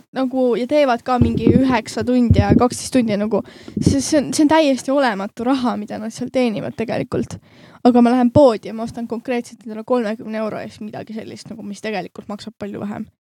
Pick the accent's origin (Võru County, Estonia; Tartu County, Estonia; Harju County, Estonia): Harju County, Estonia; me mõlemad oleme Harjumaalt